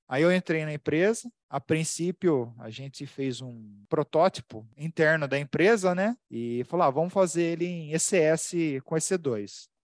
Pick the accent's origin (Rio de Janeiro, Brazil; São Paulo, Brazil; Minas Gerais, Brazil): São Paulo, Brazil; Americana; Eu sou de Americana, interior de São Paulo